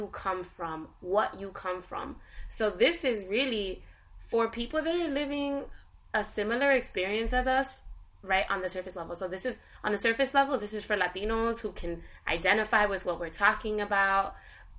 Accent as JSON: {"language": "English", "town": "Jersey City", "region": "New Jersey", "country": "United States", "said": "I was Puerto Rican, I was from Jersey City"}